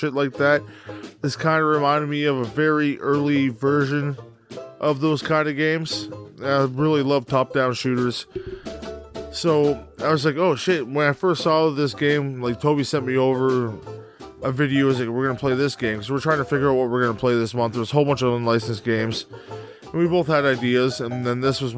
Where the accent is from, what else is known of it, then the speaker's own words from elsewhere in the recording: Canada; I am Canadian